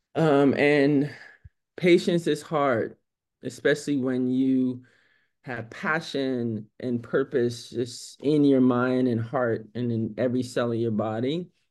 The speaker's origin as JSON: {"language": "English", "town": "New York City", "region": "New York", "country": "United States", "tie": "born or raised there", "moved": "yes", "said": "I am from New York City, right? It, it's very different growing up in New York City as a black young girl"}